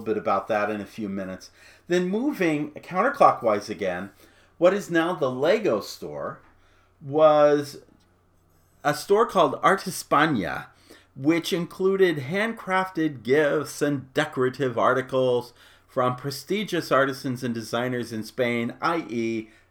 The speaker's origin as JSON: {"language": "English", "town": "Phoenix", "region": "Arizona", "country": "United States", "tie": "born or raised there", "said": "I grew up in Phoenix"}